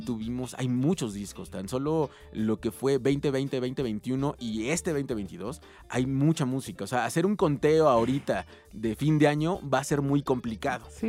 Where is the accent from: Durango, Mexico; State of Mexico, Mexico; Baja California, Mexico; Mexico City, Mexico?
State of Mexico, Mexico; Ciudad Nezahualcóyotl; yo vengo de Ciudad Neza, que Ciudad Neza siempre se ha caracterizado por ser una ciudad contestataria